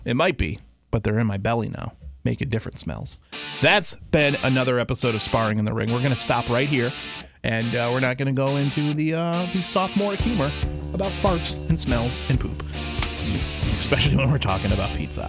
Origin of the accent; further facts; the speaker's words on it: Detroit, Michigan, United States; I was born seven mile Detroit, stayed there